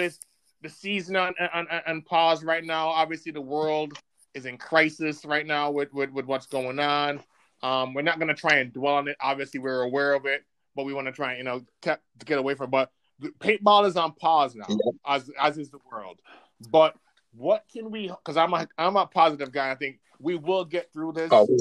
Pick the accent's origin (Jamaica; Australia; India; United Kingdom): Jamaica; now in Rochester, United States; I wasn't born here. I was born in Jamaica. Moved here to Rochester probably 22 years ago